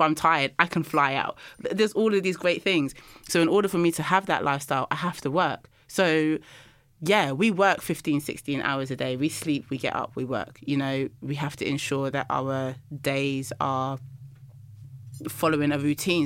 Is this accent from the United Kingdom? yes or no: yes; London, United Kingdom; I'm from London